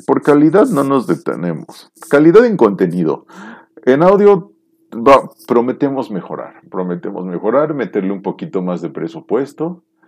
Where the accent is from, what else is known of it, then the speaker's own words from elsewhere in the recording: Mexico; como mexicano